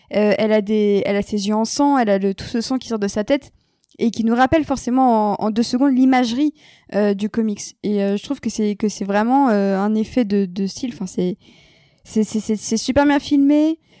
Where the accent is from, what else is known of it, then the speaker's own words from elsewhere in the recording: France; en tant que Française